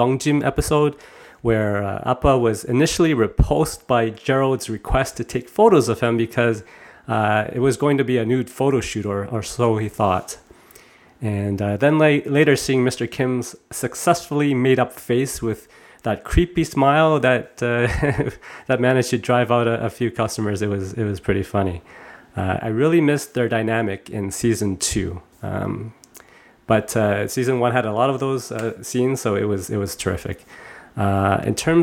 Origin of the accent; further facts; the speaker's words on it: Toronto, Ontario, Canada; my generation growing up in Canada